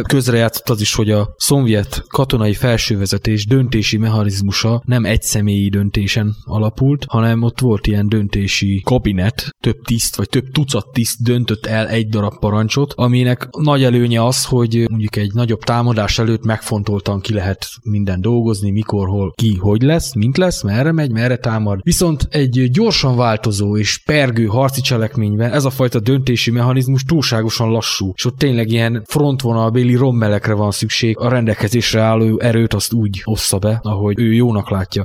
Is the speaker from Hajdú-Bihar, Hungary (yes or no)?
yes; Püspökladány, Hajdú-Bihar, Hungary; én magam püspökladányi származású vagyok